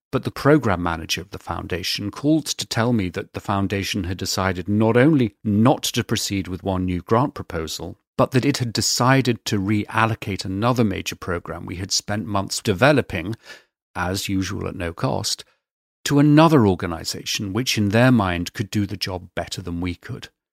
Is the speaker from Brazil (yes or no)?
no; United Kingdom; being British